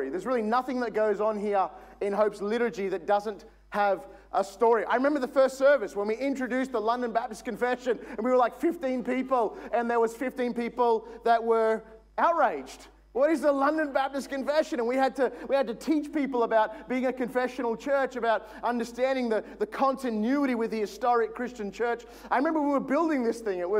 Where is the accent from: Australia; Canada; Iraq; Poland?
Australia; Logan, Queensland; I am a housing commission single parent home Logan kid all my life.